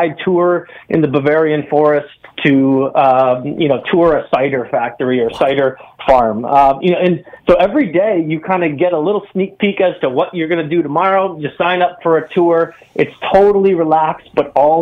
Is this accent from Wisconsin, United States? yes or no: yes; Wisconsin, United States; I grew up in Wisconsin